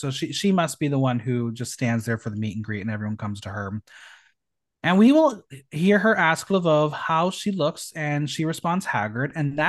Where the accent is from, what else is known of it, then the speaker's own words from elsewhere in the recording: United States; I'm a dumb American.